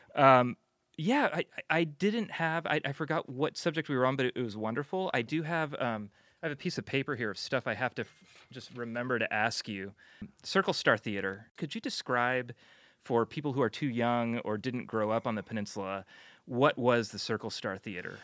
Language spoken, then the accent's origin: English; San Francisco, California, United States; I grew up here too.